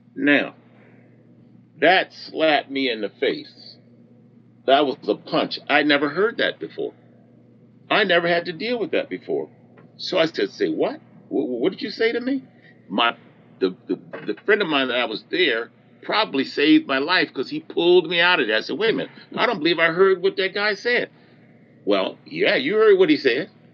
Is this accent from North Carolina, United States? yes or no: no; New Jersey, United States; moved away as an adult; I grew up in New Jersey